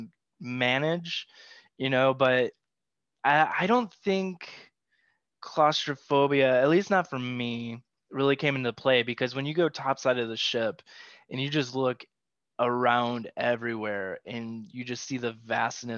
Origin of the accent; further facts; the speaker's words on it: Midwest, United States; now in Las Vegas, United States; growing up in the Midwest